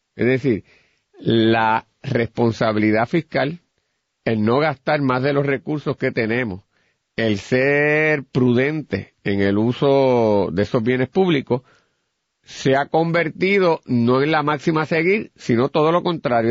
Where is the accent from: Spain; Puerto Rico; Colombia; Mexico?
Puerto Rico